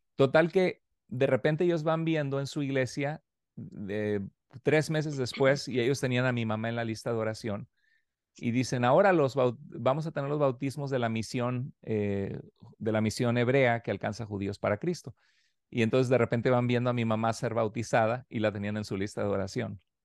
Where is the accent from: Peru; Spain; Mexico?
Mexico; near the Tamaulipas border; soy mexicano, soy nacido en México, pero eh, de hecho muy cerca de donde tú estás, allí eh, crecí también eh, muchos años de mi vida, cerca en la frontera de Tamaulipas